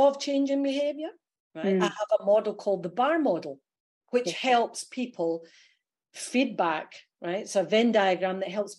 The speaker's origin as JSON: {"language": "English", "region": "Scotland", "country": "United Kingdom", "accent": "Scottish", "lives_now": "Australia", "said": "They may hear that my Aussie accent is really good, but there's a Scottishness comes through."}